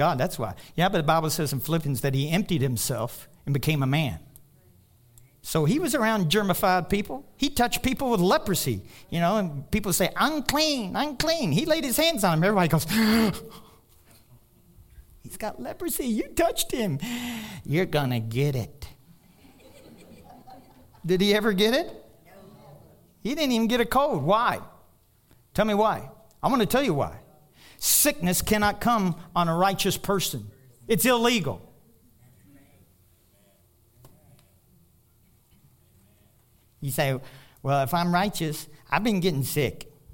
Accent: Kentucky, United States; now in Colorado, United States; I'm from Kentucky.

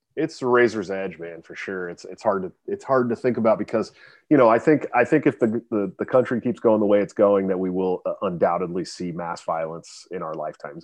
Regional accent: Bay Area, California, United States; also born or lived in Oregon; now in Iowa, United States; I'm from the Bay Area, uh, you know, but I, but I, I lived in Oregon for a long time

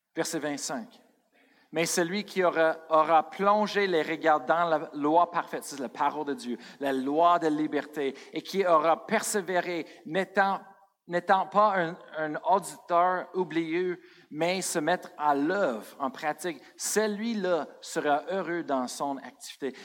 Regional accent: Colorado, United States; moved away; je viens de Colorado.

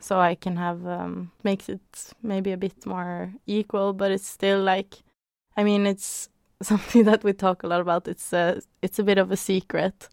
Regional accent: Norway; I grew up in Norway

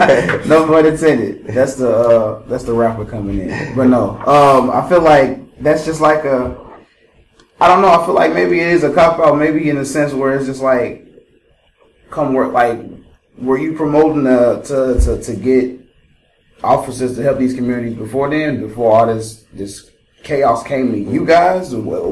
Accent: St. Louis, Missouri, United States; I'm from St. Louis. I'm gonna become a cop in St. Louis, and I'm gonna go back to my hood.

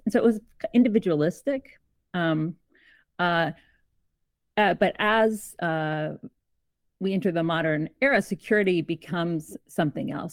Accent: Georgia, United States; also born or lived in Canada; I'm Canadian. I grew up in Georgia, so in the American South, but I'm Canadian

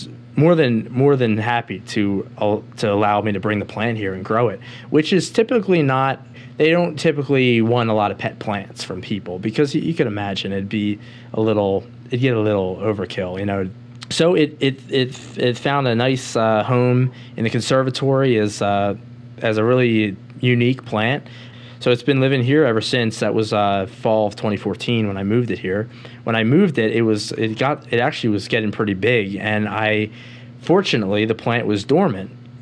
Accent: Philadelphia, Pennsylvania, United States; moved away as an adult; Philadelphia, my hometown

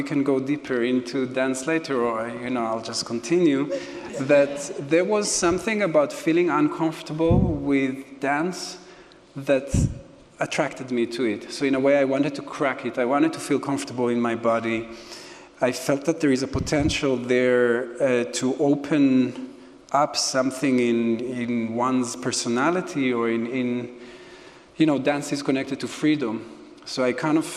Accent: Jerusalem, Jerusalem District, Israel; I grew up in Jerusalem, and like everybody that is growing up in Israel, you have folk dance classes every week

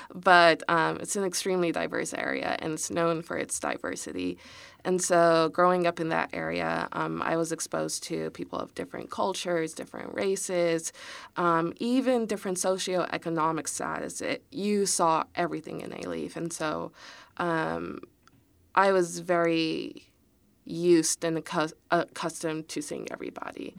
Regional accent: Houston, Texas, United States; also born or lived in College Station, Texas; I was born and raised in Houston

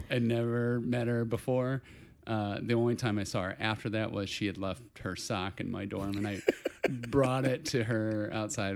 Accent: Portage, Indiana, United States; Portage, Indiana. It's, uh, Portage. sort of northwest Indiana, about an hour outside of Chicago

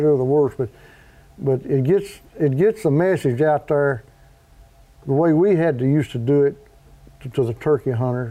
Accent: Land Between the Lakes, Kentucky, United States; I was born and raised in Land Between the Lakes

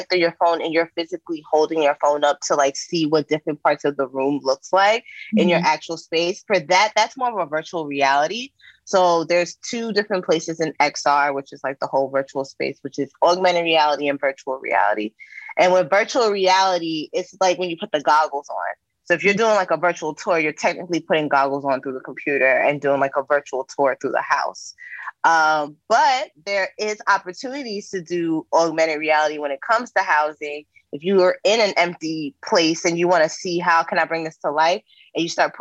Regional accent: New York City, New York, United States; moved away as an adult; now in California, United States; me growing up in New York. I'm originally from Queens.

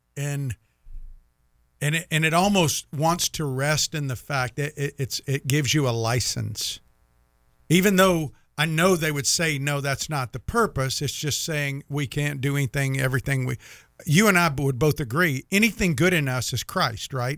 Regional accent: Jacksonville, Florida, United States; I'm from Jacksonville

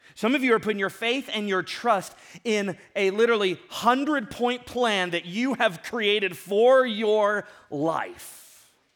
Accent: Ventura, California, United States; I grew up in Ventura and I grew up surfing

